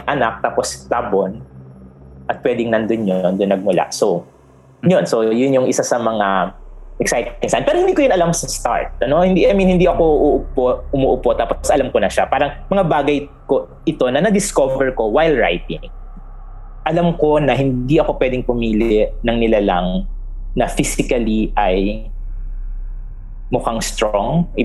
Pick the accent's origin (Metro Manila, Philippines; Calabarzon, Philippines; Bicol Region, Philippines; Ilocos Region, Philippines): Calabarzon, Philippines; San Pablo; sa San Pablo ako lumaki